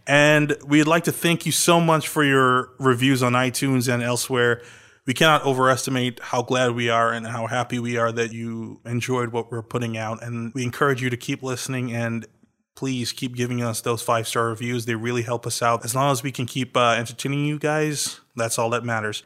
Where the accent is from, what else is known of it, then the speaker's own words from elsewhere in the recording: Trinidad & Tobago; I was born in Trinidad.